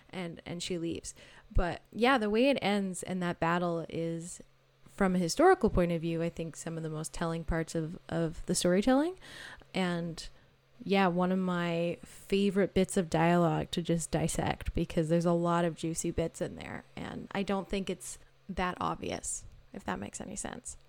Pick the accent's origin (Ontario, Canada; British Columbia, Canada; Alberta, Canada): British Columbia, Canada; Maple Ridge; also born or lived in Victoria, British Columbia; I'm from Maple Ridge, British Columbia, which is a little outside of Vancouver